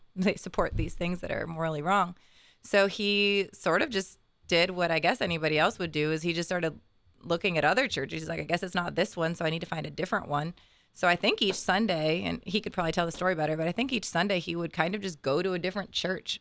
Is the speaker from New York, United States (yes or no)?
no; Bexley, Ohio, United States; I grew up in Bexley